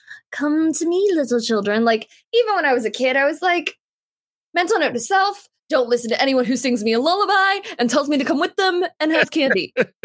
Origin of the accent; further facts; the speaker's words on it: Canada; So this is my costume. I'm from Canada.